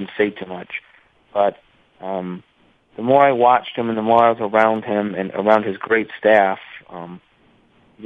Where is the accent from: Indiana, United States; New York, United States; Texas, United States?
New York, United States; Saratoga Springs; growing up around Saratoga, going to the track with my parents